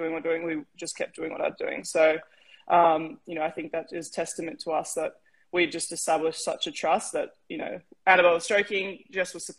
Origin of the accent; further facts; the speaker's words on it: Australia; moved away as an adult; also born or lived in California, United States; as an Aussie